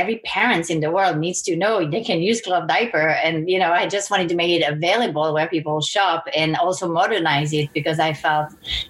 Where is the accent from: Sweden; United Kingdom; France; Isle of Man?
France; French Caribbean; So I grew up on a boat with my parents. So I was kind of like a pirate. We started in France and I grew up in the Blue Lagoons of the French Caribbean.